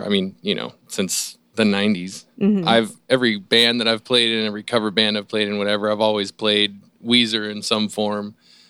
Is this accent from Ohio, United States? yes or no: yes; Ohio, United States; moved away; I'm originally from Ohio.